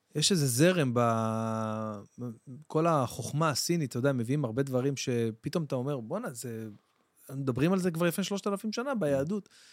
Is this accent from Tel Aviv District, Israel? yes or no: no; Jerusalem, Jerusalem District, Israel; אני גדלתי שם בבית וגן.